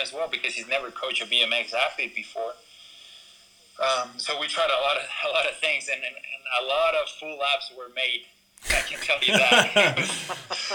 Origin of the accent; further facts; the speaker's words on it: Ecuador; moved away; also born or lived in California; I'm from Ecuador